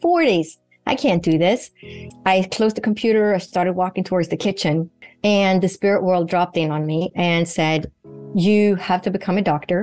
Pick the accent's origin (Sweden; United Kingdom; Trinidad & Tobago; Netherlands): Sweden; moved away; Sweden, where I grew up in Northern Europe